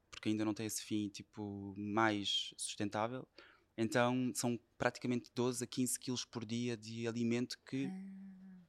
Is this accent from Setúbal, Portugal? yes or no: yes; Setúbal, Portugal; sou de Setúbal e fui praticamente claro. educado a comer peixe